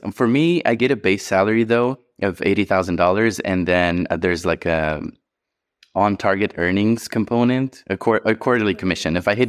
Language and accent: English; Hungary; English is a second language; moved away as an adult; Yeah, so I think mine starts back in Hungary. That's where I grew up in Europe.